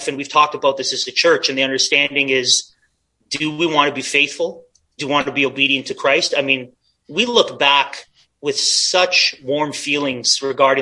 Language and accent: English; Canada